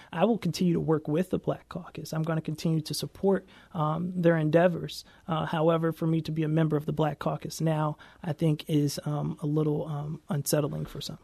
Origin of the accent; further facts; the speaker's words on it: St. Louis, Missouri, United States; also born or lived in Washington, D.C.; I am a son of Saint Louis. I grew up in North Saint Louis City